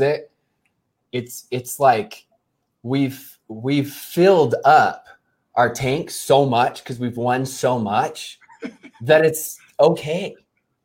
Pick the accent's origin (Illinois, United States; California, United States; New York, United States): California, United States; moved away; I grew up in California